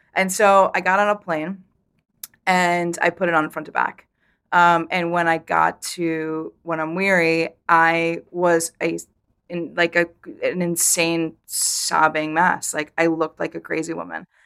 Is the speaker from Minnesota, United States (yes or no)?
no; Vermont, United States; I grew up in Vermont